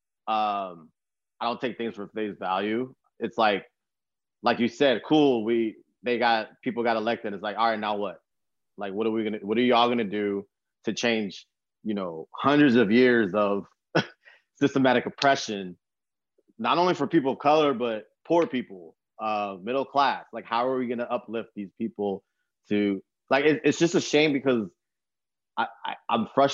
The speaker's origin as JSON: {"language": "English", "town": "San Antonio", "region": "Texas", "country": "United States", "tie": "born or raised there", "said": "I grew up in San Antonio, Texas"}